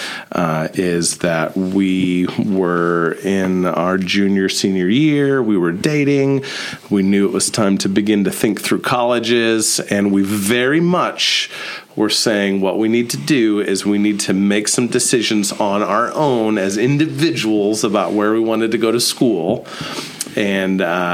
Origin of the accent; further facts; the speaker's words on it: Columbia City, Indiana, United States; also born or lived in Dayton, Ohio / St. Louis, Missouri; I grew up in Columbia City